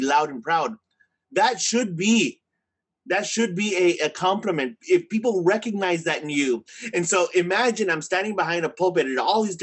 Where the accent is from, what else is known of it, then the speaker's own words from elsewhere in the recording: Rio Grande Valley, Texas, United States; Born and raised in the Rio Grande Valley